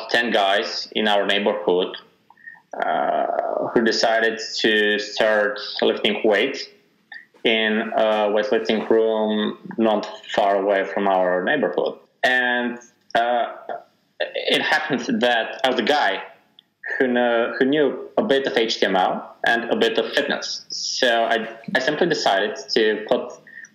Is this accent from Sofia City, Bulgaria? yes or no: yes; Sofia, Sofia City, Bulgaria; born and raised in Sofia, Bulgaria.